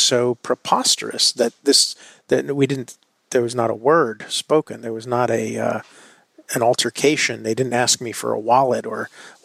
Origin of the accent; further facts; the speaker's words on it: New York City, New York, United States; as a New Yorker